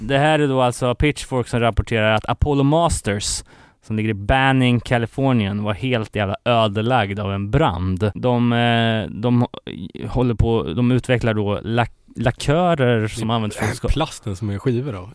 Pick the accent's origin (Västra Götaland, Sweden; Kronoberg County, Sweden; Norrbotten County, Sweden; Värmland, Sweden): Västra Götaland, Sweden; Gothenburg; min hemort här, Göteborg